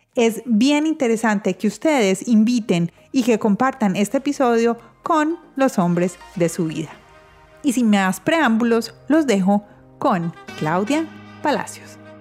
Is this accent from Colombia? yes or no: yes; Colombia; moved away; los que estamos en Colombia, los colombianos, así vivamos en el exterior